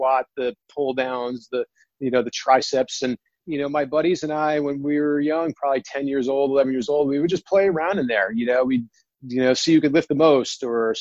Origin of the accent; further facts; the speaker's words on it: New Jersey, United States; I grew up in Jersey